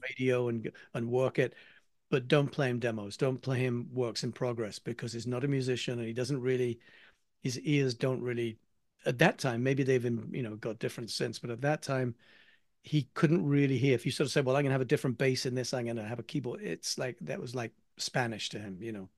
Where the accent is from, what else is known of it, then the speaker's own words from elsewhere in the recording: England, United Kingdom; accent: English; now in United States; being an Englishman